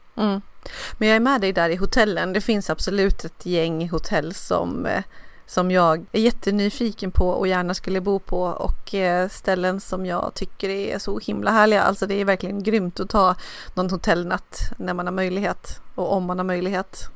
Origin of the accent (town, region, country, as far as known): Dalarna County, Sweden; now in Nacka, Sweden